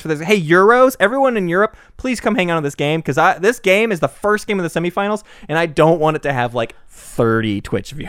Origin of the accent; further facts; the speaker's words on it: United States; me as an American